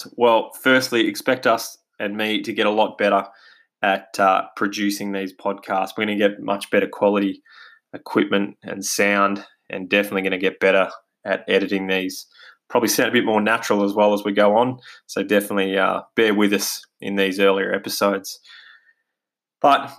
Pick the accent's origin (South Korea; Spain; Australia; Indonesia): Australia; accent: Australian; as you can probably hear from my accent, we're based here in Australia